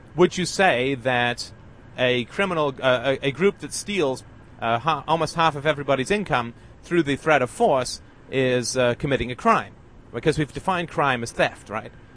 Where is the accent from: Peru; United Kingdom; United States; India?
United Kingdom; I'm British